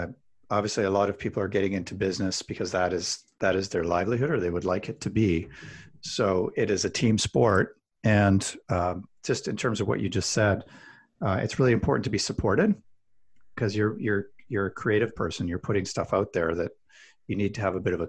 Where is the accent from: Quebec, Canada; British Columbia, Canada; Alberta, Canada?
Alberta, Canada; Calgary; I grew up in Calgary, Alberta, which is kind of like Texas of Canada.